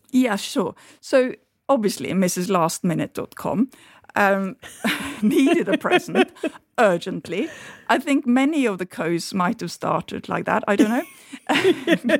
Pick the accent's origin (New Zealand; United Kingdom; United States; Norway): Norway; moved away; my childhood and my, um, growing up in Norway